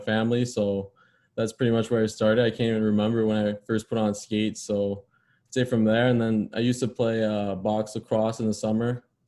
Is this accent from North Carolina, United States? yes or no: no; Chicago, Illinois, United States; growing up in Chicago